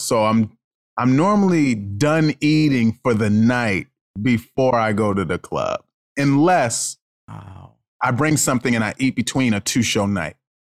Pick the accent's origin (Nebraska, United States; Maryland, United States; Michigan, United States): Maryland, United States; Baltimore; You know, I grew up in Baltimore, Maryland.